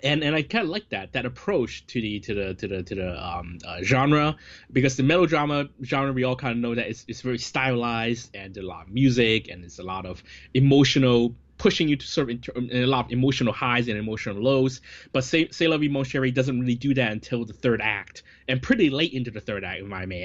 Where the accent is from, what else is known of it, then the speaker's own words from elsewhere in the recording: Hong Kong; I, I think um, a, a, lot of growing up in Hong Kong cinema, you see these actors so often.